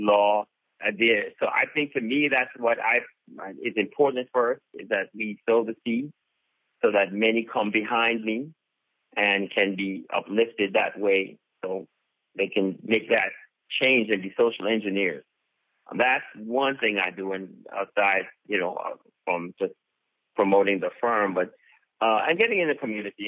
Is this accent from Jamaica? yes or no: yes; Jamaica; now in Tallahassee, United States; I'm Jamaican, and so I started a Caribbean club here in Tallahassee